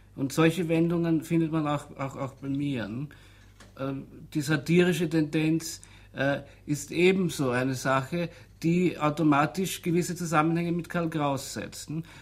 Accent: Austria; bei uns in Österreich

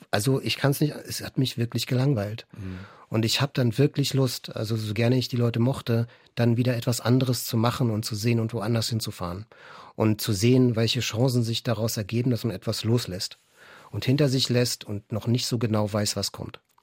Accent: Berlin, Germany; Inzwischen wohne ich wieder in Weißen See. Ich bin viel durch Berlin gezogen, so im Laufe der Jahre, auch mal außerhalb gelebt. Jetzt bin ich wieder zurückgekehrt, fast in meine alte Kindheitsgegend, äh, so um die Ecke, wo ich aufgewachsen bin.

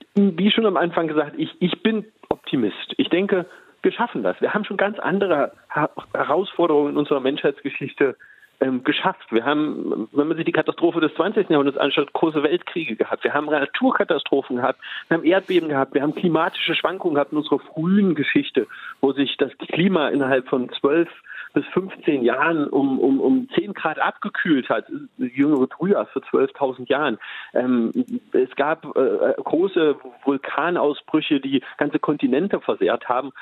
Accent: Leinefelde, Thuringia, Germany; ich komme aus Westthüringen, ähm, einem kleinen Stadt, Leinefelde. Ähm, Westthüringen, die Region heißt Eichsfeld, ist die katholischste Region Deutschlands. Das heißt, ich bin katholisch aufgewachsen

